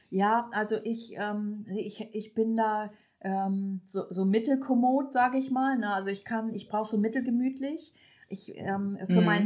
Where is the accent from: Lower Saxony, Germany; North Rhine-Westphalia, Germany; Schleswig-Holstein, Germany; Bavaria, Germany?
Schleswig-Holstein, Germany